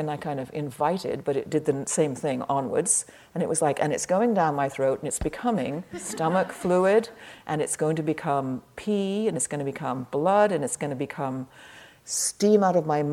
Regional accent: England, United Kingdom; I'm English

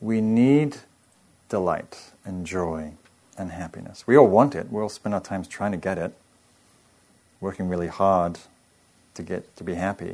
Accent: England, United Kingdom; moved away; I'm English

